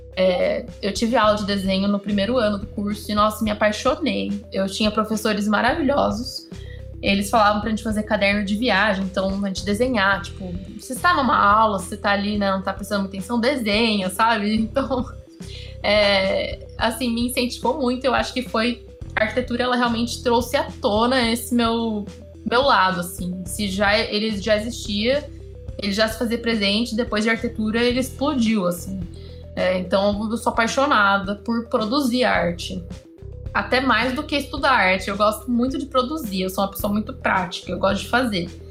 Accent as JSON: {"language": "Portuguese", "region": "São Paulo", "country": "Brazil", "tie": "born or raised there", "also_born_or_lived": "Marseille, France / Salvador, Bahia", "said": "eu ter nascido em São Paulo, nasci na, na Avenida Paulista"}